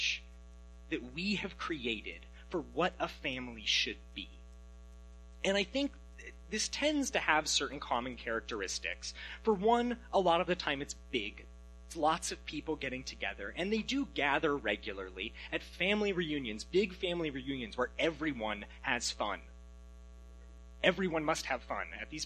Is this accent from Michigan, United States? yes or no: no; Alaska, United States; moved away as an adult; now in Washington, United States; I'm from Alaska originally, but I came to college here in Washington, and since then my parents and I have not lived in the same state